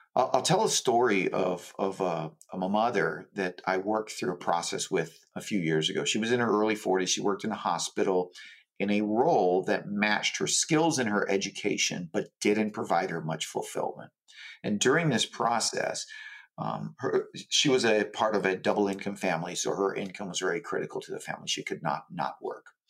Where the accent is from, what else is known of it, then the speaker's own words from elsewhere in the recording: Hawaii, United States; I grew up in Hawaii, um, very poor